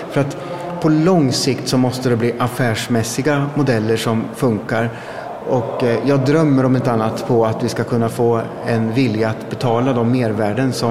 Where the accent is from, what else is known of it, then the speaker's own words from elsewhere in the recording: Östergötland, Sweden; det är mitt hemlän